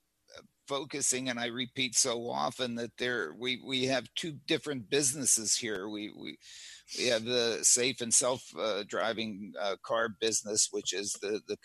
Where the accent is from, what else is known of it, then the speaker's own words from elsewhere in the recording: Pittsburgh, Pennsylvania, United States; I grew up in Pittsburgh